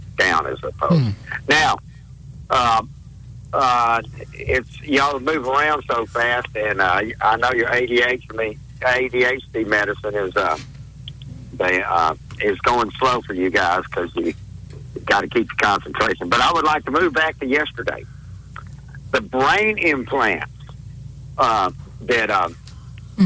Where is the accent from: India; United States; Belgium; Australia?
Belgium; I'm Belgian